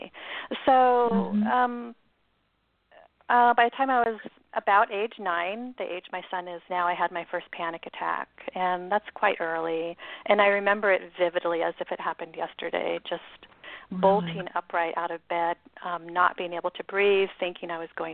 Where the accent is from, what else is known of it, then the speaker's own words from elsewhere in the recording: Seattle, Washington, United States; I was born in Seattle and raised by two parents